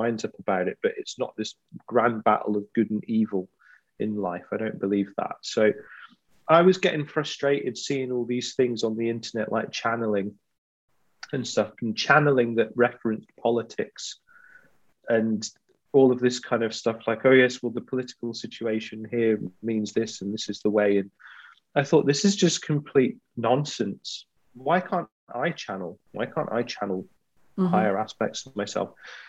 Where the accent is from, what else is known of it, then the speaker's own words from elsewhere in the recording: Glasgow, Scotland, United Kingdom; I'm from Glasgow. It's the kind of thing we take the mickey out of, basically.